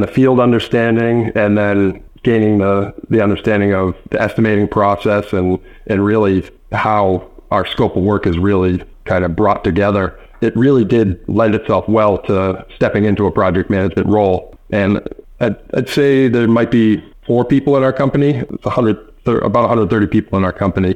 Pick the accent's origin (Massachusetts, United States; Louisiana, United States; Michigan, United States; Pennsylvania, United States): Massachusetts, United States; Wrentham; I grew up in Wrentham, Mass, which is right next to Plainville